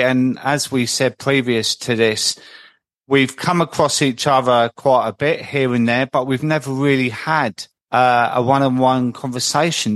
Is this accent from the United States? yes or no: no; London, United Kingdom; moved away as an adult; also born or lived in Croydon; now in Midlands, United Kingdom; I'm in the Midlands now. I've always lived in South London, but I'm up in the Midlands now